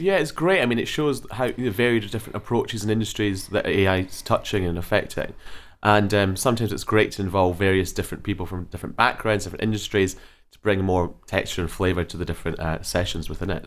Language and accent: English; Scotland, United Kingdom; firmly back in Scotland from where I hail.